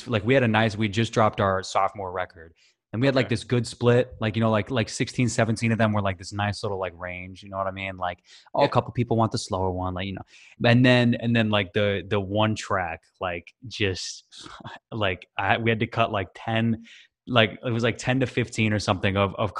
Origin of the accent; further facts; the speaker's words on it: Washington, United States; also born or lived in Tennessee / Connecticut; I'm originally from the West Coast, so I grew up in Washington and then bounced around.